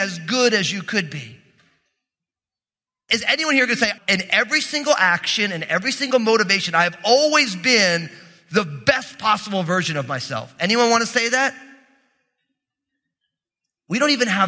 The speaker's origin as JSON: {"language": "English", "region": "New Jersey", "country": "United States", "said": "I'm from New Jersey"}